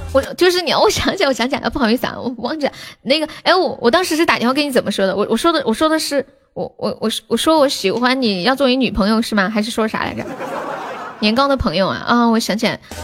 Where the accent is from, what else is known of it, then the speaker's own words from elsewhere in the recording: Sichuan, China; 我们四川人